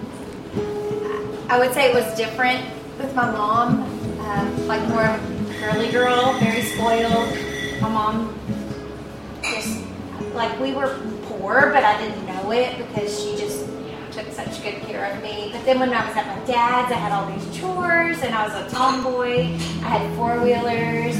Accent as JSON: {"language": "English", "town": "Port Arthur", "region": "Texas", "country": "United States", "tie": "born or raised there", "moved": "yes", "said": "I'm from Port Arthur, Texas"}